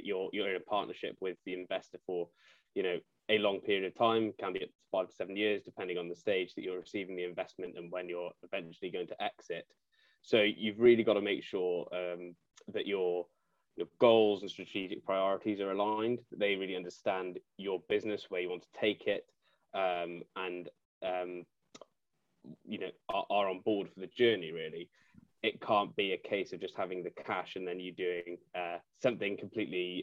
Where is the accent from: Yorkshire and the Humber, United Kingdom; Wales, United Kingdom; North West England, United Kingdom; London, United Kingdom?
Wales, United Kingdom; Cardiff; moved away as an adult; also born or lived in Nottingham; I was born and raised in Cardiff, then went to Nottingham University